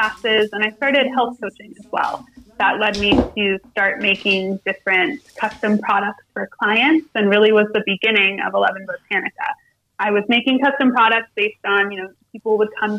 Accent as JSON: {"language": "English", "region": "Ohio", "country": "United States", "tie": "born or raised there", "also_born_or_lived": "New York City", "moved": "as an adult", "said": "I grew up in Ohio."}